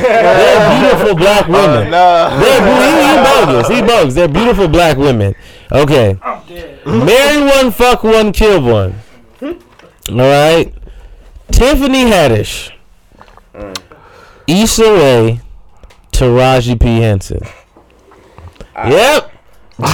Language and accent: English; Nigeria; as me being a Nigerian, would understand my way of thinking a little bit more